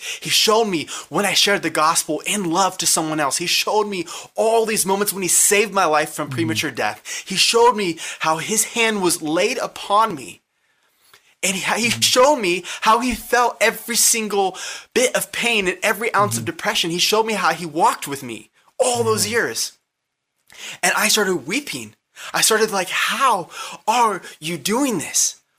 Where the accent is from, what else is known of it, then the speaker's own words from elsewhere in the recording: Lake Dallas, Texas, United States; born there; When I was born in 1995 in Lake Dallas, Texas, I saw myself clearly as a little baby.